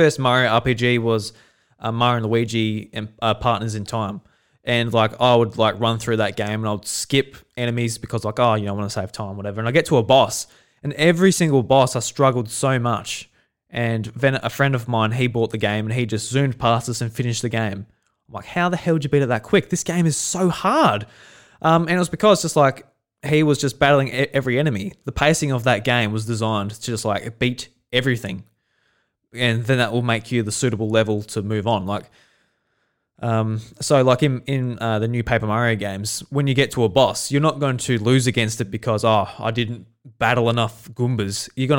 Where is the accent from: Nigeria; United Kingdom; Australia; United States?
Australia; Yeah, just like as an Australian